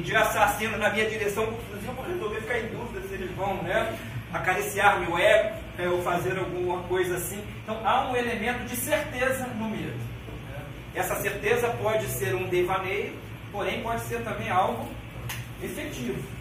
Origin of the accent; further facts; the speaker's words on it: Rio de Janeiro, Brazil; sou carioca praticante, conheço a cidade do Rio, a história dela